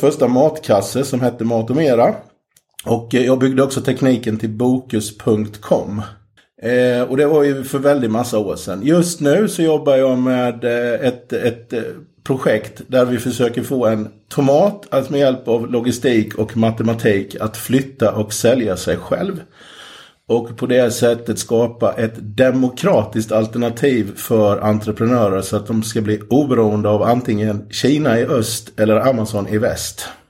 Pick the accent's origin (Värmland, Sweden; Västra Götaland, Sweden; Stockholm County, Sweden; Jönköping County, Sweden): Jönköping County, Sweden; Jönköping; Jag är från Jönköping i Småland